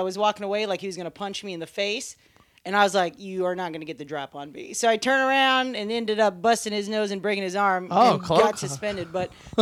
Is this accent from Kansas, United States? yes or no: yes; Kansas, United States; moved away as an adult; I went back home for Thanksgiving